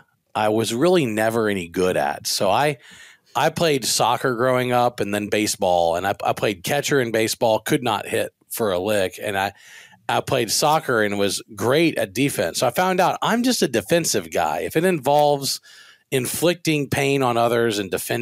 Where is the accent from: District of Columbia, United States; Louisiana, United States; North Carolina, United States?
Louisiana, United States; Baton Rouge; now in Texas, United States; I'm from Baton Rouge